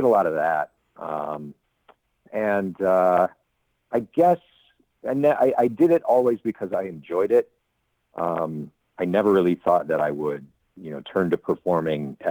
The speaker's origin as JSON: {"language": "English", "town": "Chicago", "region": "Illinois", "country": "United States", "tie": "born or raised there", "said": "Born and raised in the Chicago suburbs and then moved to the city as a grown up"}